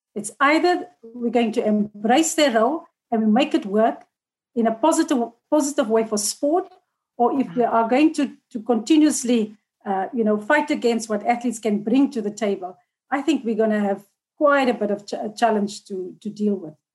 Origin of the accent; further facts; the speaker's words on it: South Africa; as a South African public